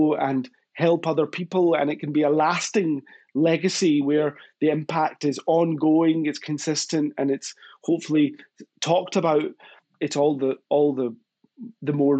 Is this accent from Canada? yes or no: no; Glasgow, Scotland, United Kingdom; accent: Scottish; where I grew up in Glasgow.